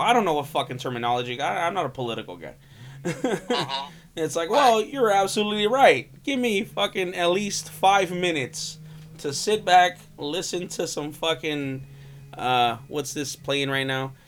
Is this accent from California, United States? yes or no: yes; California, United States